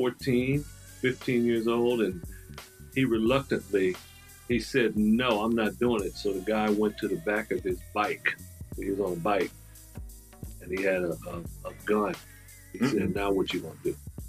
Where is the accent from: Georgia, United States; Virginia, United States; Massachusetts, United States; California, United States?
California, United States; Compton; moved away as an adult; I lived in Compton from about the age of four. Well, let me take that back. About the age of three up until I was 19 years old.